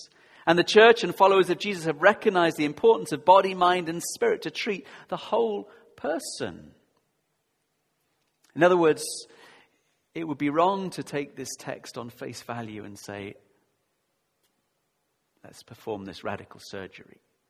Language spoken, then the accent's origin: English; Yorkshire and the Humber, United Kingdom; I grew up in Yorkshire, South Yorkshire. I know you can't tell. People say, really? You're not northern. I do say path and grass and castle.